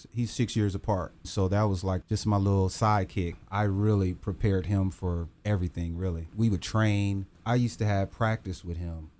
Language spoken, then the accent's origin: English; Dayton, Ohio, United States; I grew up all over Dayton. I started out in Dayton. Then we moved out in Jefferson Township.